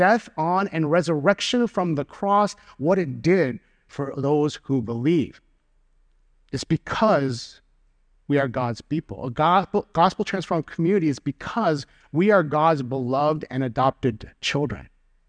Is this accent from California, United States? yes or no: no; Chicago, Illinois, United States; So for example, being a Chicagoan, I have community with everyone who understands that the best pizza in the world is Chicago deep dish. Being a Korean American, I have community with people who have that shared immigrant childhood experience.